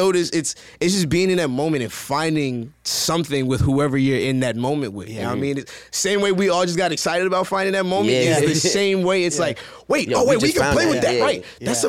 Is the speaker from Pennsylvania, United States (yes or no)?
no; New Jersey, United States; accent: East Coast; I'm from Jersey, so I kind of already had like that East Coast flavor or whatever.